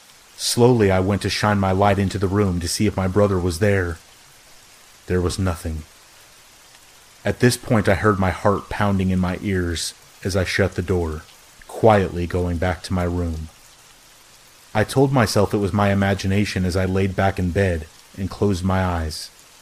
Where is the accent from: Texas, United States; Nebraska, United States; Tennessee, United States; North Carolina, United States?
Nebraska, United States; also born or lived in Arizona; I'm originally from Arizona, but I grew up in Nebraska, in a small town about an hour south of the South Dakota border.